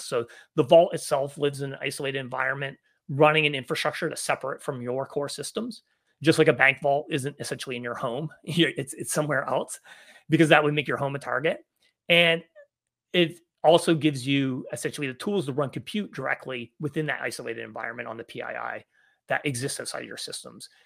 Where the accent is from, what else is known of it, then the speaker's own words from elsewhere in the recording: Canada; moved away as an adult; also born or lived in Victoria, Canada; now in San Francisco Bay Area, United States; I grew up in Canada, uh, but I've been living in the United States now in the San Francisco Bay Area for about thirteen years